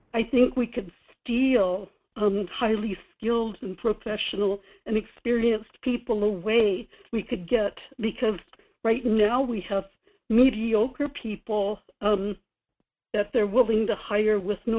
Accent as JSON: {"language": "English", "town": "Kodiak", "region": "Alaska", "country": "United States", "said": "Michael, this is … in Kodiak. I'm from Kodiak to Glowat."}